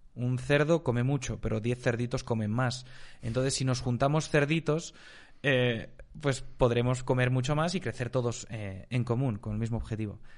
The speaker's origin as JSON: {"language": "Spanish", "region": "Galicia", "country": "Spain", "tie": "born or raised there", "also_born_or_lived": "Zurich, Switzerland", "moved": "as an adult", "lives_now": "Andorra", "said": "yo nací en España, aunque viví en, Suiza hasta los 7, 8 años de edad más o menos"}